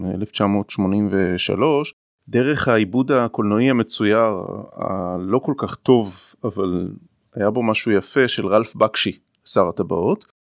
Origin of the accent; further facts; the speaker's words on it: Jerusalem, Jerusalem District, Israel; now in Ramat Gan, Israel; אני ירושלמי במקור, גר ברמת גן